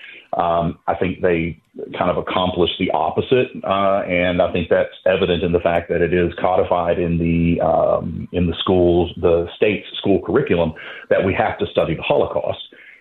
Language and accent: English; Knoxville, Tennessee, United States; moved away as an adult; also born or lived in North Carolina; I grew up here, I grew up in Tennessee, moved around when I was in the film business, settled in North Carolina, came back to Tennessee